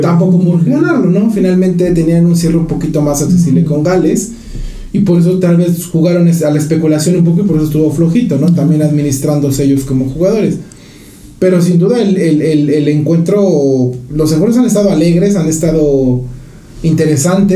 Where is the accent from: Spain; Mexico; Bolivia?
Mexico; a nosotros como mexicanos